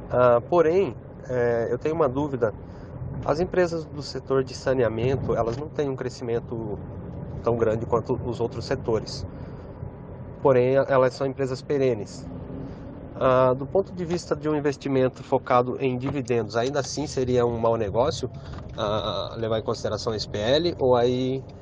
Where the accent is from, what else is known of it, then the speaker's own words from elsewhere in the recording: Itapeva, São Paulo, Brazil; sou da cidade de Itapeva, interior de São Paulo.